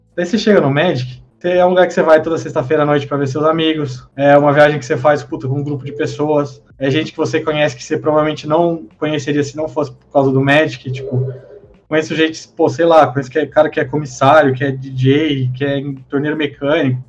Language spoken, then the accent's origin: Portuguese; Taubaté, São Paulo, Brazil; Eu sou de Taubaté, no interior de São Paulo